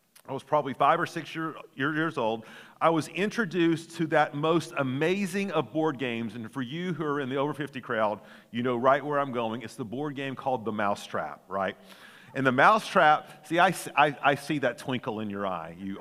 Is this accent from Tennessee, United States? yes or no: yes; Chattanooga, Tennessee, United States; growing up in Chattanooga